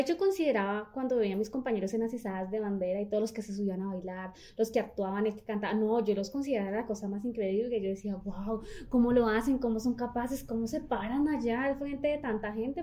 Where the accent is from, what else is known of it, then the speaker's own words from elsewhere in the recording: Líbano, Tolima, Colombia; inicialmente nací en el Líbano